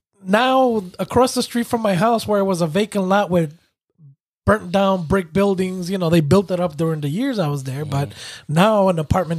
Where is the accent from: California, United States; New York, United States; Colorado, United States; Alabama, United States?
New York, United States; New York City; I grew up in Brooklyn, New York.